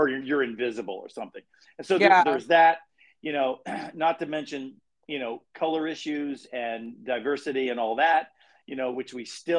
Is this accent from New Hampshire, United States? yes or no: no; Salisbury, Maryland, United States; also born or lived in Baltimore, Maryland; I'm from Salisbury, Maryland, originally